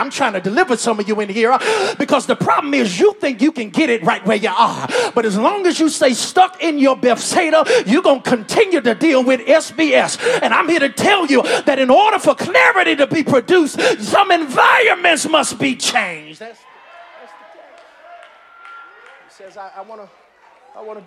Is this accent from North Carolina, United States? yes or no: yes; North Carolina, United States; now in Augusta, United States; I'm from down south. I'm from North Carolina